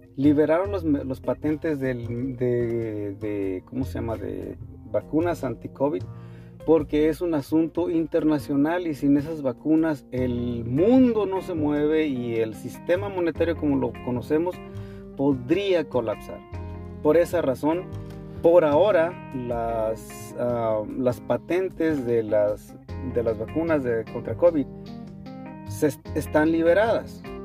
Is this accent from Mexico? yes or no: yes; Mexico; soy mexicano